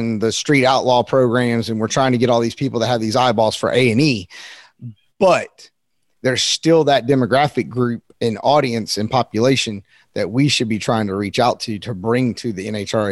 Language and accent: English; North Carolina, United States; I'm from North Carolina. I'm kind of a country kid